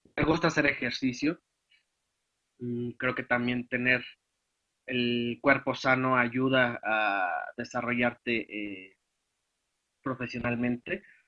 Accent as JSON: {"language": "Spanish", "town": "Guadalajara", "region": "Jalisco", "country": "Mexico", "tie": "born or raised there", "also_born_or_lived": "Hidalgo", "moved": "yes", "lives_now": "Pachuca, Mexico", "said": "soy originario de Guadalajara"}